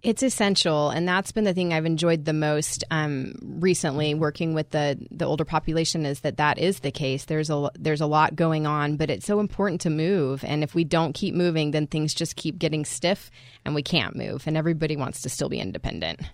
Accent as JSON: {"language": "English", "country": "United States", "said": "as American"}